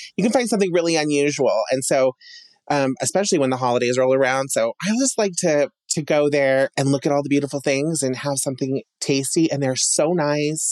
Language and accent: English; Emmett, Idaho, United States; growing up in Emmett, um, you know, there wasn't a whole lot to do.